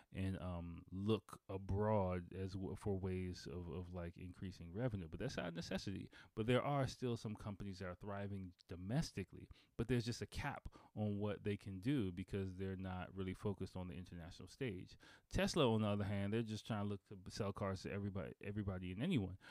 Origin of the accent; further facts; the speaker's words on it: Washington, District of Columbia, United States; I'm from Washington D.C.